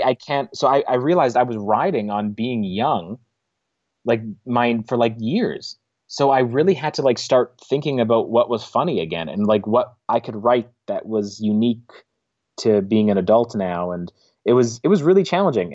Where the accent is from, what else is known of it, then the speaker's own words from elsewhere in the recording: Niverville, Manitoba, Canada; I grew up in the Russian Mennonite community